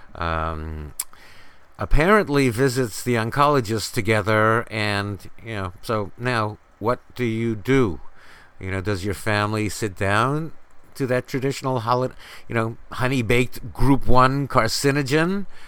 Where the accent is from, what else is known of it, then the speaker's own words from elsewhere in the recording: New York City, New York, United States; When I grew up in New York City, the population was 8 million